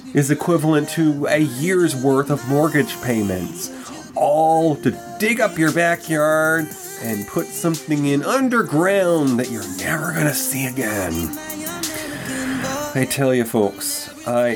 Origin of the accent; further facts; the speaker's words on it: New York, United States; moved away; also born or lived in Texas / California / Colorado; returning to my home state of New York